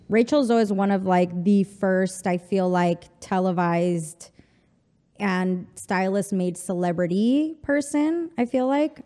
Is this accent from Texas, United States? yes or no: yes; El Paso, Texas, United States; first language Spanish; English is a second language; moved away as an adult; also born or lived in Mexico City / Chihuahua; now in New York, United States; I'm from the border. I'm from El Paso, Texas